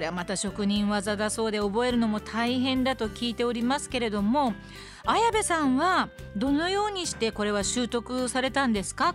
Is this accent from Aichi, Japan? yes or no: yes; Nagoya, Aichi, Japan; moved away; 実は私、名古屋の出身でして